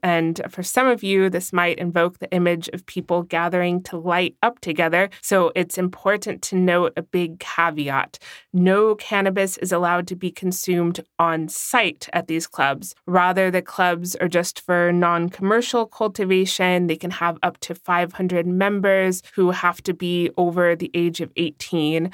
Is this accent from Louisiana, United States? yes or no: no; California, United States; now in Germany; in my home state of California